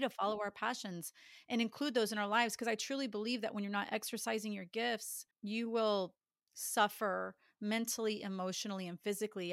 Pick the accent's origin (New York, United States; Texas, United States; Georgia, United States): Texas, United States; Dallas; born and raised in Dallas